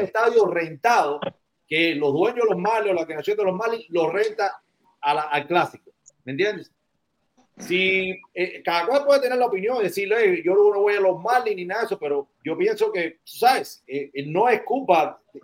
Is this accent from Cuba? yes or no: yes; Guantánamo, Cuba; now in United States; yo soy barcero de Guantánamo